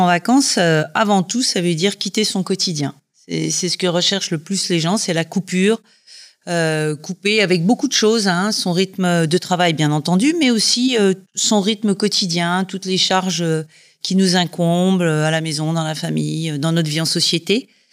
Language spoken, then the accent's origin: French; Dijon, Bourgogne-Franche-Comté, France; moved away as an adult; also born or lived in United Kingdom / Scotland / Savoie; now in Dijon, France; Je suis originaire de Dijon, donc c'est un retour aux sources